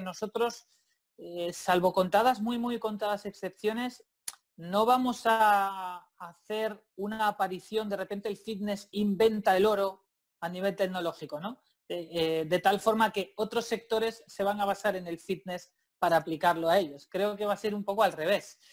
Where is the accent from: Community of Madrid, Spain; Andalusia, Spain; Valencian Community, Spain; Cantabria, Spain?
Cantabria, Spain; Santander; yo, vivo y soy de Santander